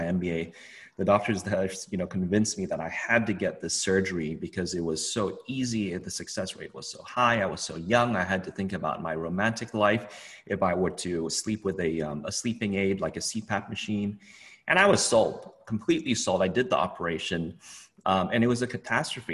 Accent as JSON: {"language": "English", "country": "Hong Kong", "tie": "born or raised there", "said": "I grew up in Hong Kong."}